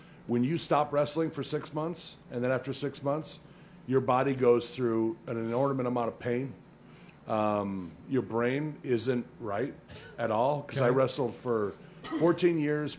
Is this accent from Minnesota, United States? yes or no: yes; Minnesota, United States; moved away; also born or lived in Reno; I grew up in Minnesota. I grew up in the snow and the cold. I lived in Reno for 5 years.